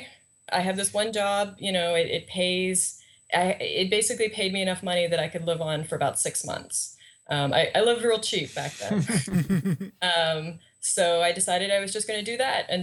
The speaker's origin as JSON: {"language": "English", "country": "Canada", "said": "I'm Canadian"}